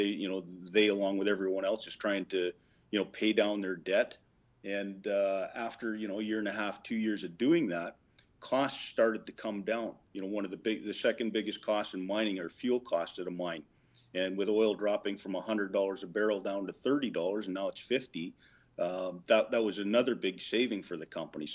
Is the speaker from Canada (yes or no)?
yes; Vancouver, British Columbia, Canada; I'm from Canada, from Vancouver